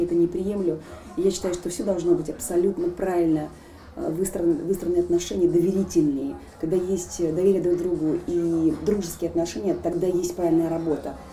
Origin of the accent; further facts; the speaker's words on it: Nalchik, Kabardino-Balkaria, Russia; moved away; Я воспитывалась на Кавказе, в городе Нальчике